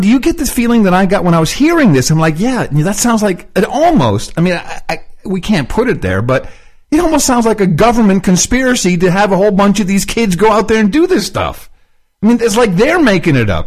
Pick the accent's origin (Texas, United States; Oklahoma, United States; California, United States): Texas, United States; moved away; we're from Texas